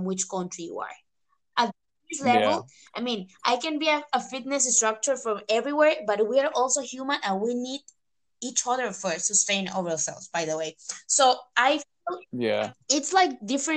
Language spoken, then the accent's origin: English; Costa Rica; now in Spain; I'm from Costa Rica